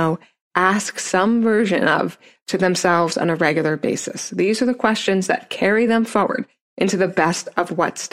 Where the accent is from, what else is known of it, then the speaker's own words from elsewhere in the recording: Neptune, New Jersey, Pennsylvania, United States; I grew up in Neptune, New Jersey, and I was the only white girl in my class for the first 4 years of school until I moved